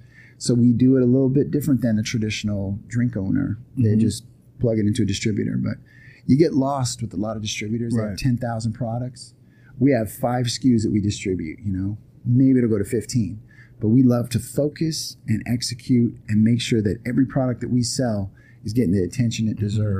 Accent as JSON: {"language": "English", "town": "Long Beach", "region": "California", "country": "United States", "said": "so I'm from Long Beach too"}